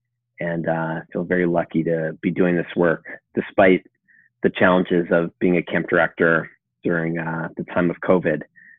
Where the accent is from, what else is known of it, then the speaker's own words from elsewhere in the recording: outside of Chicago, Illinois, United States; I grew up outside of Chicago